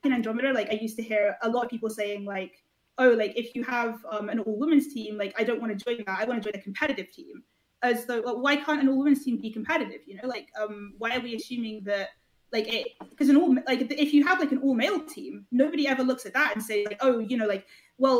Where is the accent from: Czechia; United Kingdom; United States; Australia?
United Kingdom; Scotland; I'm Scottish